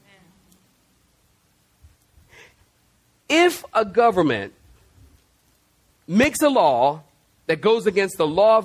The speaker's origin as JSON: {"language": "English", "country": "United States", "said": "I am patriotic. I love the U.S. of A."}